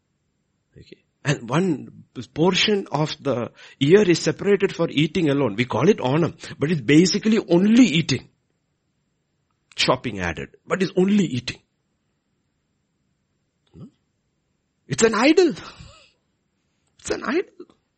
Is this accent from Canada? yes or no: no; Kerala, India; I grew up in Kerala